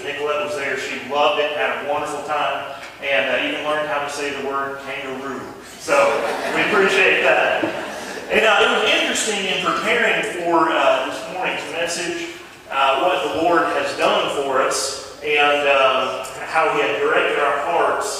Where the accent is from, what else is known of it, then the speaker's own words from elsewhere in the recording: Todd, North Carolina, United States; we're from Ashe County here, grew up over in Todd